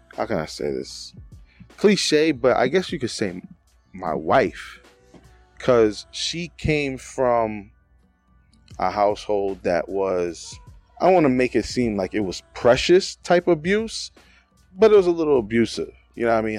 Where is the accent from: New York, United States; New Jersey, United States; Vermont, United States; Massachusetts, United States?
New York, United States; New York City; now in Pennsylvania, United States; we're both from the Bronx, we're from different parts of the Bronx and we didn't meet until we came up here to P